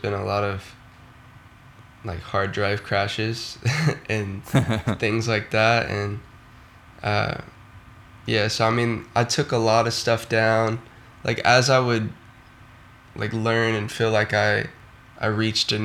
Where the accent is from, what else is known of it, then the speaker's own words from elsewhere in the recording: Houston, Texas, United States; I'm from Houston, Texas